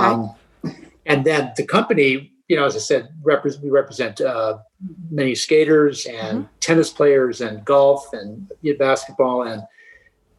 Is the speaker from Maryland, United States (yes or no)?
yes; Baltimore, Maryland, United States; I grew up in Baltimore as a kid at the Baltimore Figure Skating Club